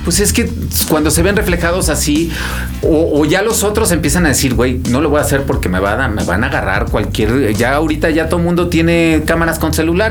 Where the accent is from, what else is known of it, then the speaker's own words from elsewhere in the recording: Mexico; como mexicano